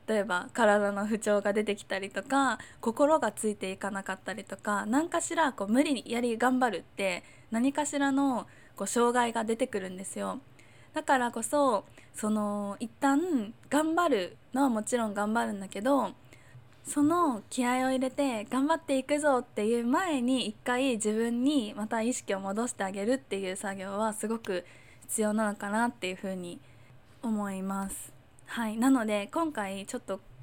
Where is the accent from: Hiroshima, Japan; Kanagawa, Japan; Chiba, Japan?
Chiba, Japan; also born or lived in Tokyo / Hong Kong; now in Miyakojima, Japan; 私は千葉とかに生まれて、千葉に生まれて、東京とかに住んで、香港とかにもいた